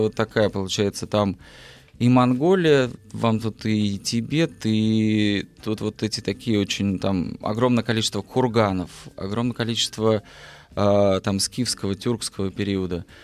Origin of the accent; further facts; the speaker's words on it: Altai Krai, Russia; moved away; я родился на Алтае